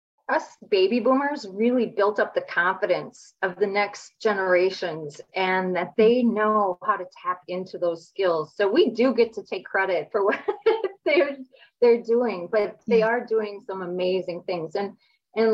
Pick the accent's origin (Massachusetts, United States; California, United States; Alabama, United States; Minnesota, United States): Minnesota, United States; I was born and raised in Minnesota